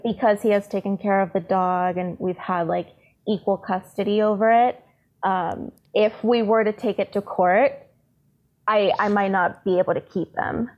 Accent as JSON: {"language": "English", "town": "San Diego", "region": "California", "country": "United States", "tie": "born or raised there", "also_born_or_lived": "Tijuana", "said": "I was born in San Diego, but my family is all in Tijuana. So I've always been back and forth across the border."}